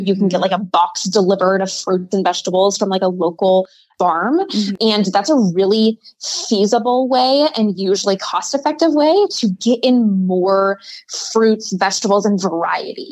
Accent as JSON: {"language": "English", "region": "Midwest", "country": "United States", "said": "I'm from the Midwest."}